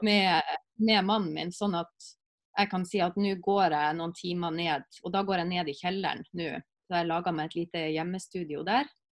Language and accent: Norwegian; Alsvåg, Nordland, Norway; moved away; Når jeg bodde hjemme i Alsvåg